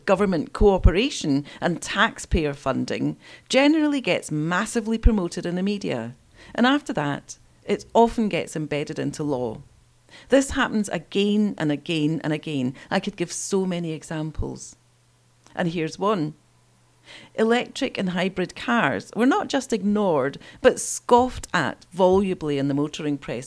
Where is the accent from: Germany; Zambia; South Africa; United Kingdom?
United Kingdom; Scotland; Scotland, my home country